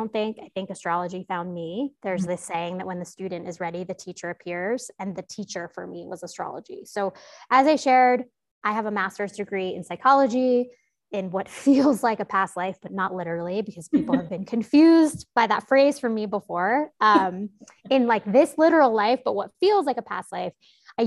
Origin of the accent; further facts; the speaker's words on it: New York City, New York, United States; I grew up in New York City